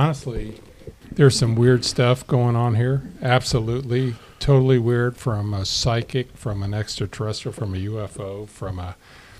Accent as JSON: {"language": "English", "region": "Ohio", "country": "United States", "said": "I came from Ohio in Lake Erie, and Lake Erie is nothing like Lake Superior."}